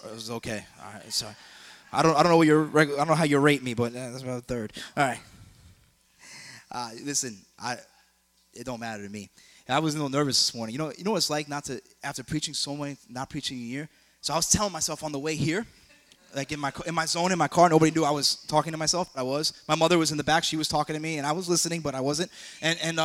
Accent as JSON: {"language": "English", "region": "New York", "country": "United States", "moved": "yes", "lives_now": "South Florida, United States", "said": "I'm from New York"}